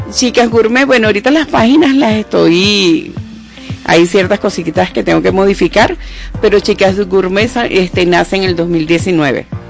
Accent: Venezuela; como buena venezolana, como buenas venezolanas

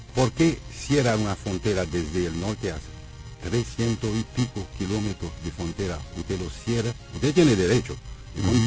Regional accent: Haiti; Yo conozco mi pueblo, yo conozco Haití

